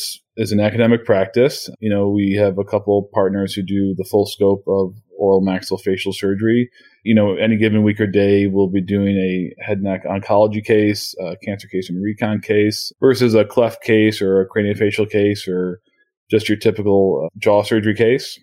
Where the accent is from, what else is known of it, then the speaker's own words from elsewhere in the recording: Buffalo, New York, United States; moved away as an adult; I'm from Buffalo